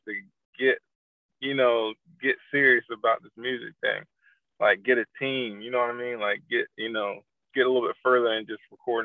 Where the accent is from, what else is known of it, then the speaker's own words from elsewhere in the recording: Raleigh, North Carolina, United States; now in Charlotte, United States; born and raised in Raleigh, but I moved to Charlotte like 13 years ago